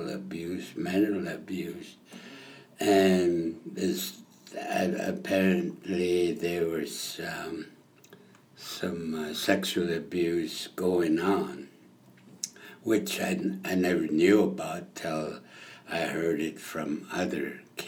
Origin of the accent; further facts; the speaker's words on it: Blood Reserve, Alberta, Canada; also born or lived in California / Phoenix, Arizona; I'm from the Blood Reserve